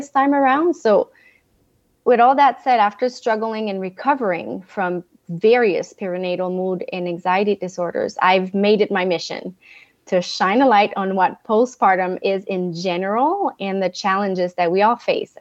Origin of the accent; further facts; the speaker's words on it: Montreal, Quebec, Canada; first language French; English is a second language; now in Northern California, United States; I am from Montreal, Canada. So my accent, if you hear it, is my first language is French, but I now live in a beautiful mountain town in Northern California